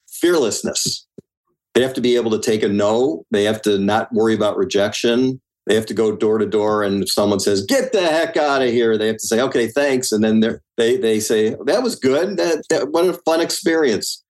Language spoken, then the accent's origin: English; Highland Park, Illinois, United States; I'm from Highland Park, and that's a community on the North Shore uh, near Lake Michigan.